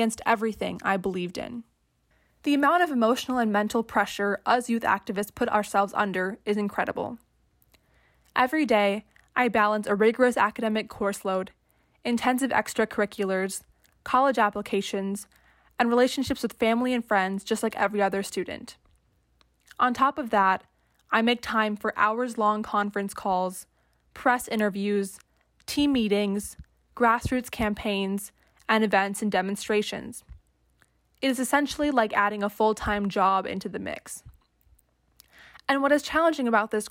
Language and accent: English; Barrington, Illinois, United States; I am from Barrington, a town in Illinois.